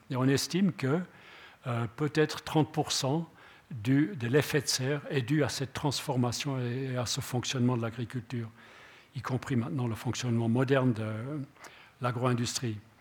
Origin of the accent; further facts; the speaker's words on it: Switzerland; on est des Helvètes